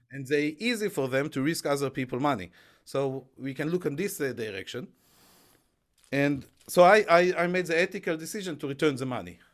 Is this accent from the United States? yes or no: no; Israel; moved away as an adult; now in United Kingdom; I grew up in Israel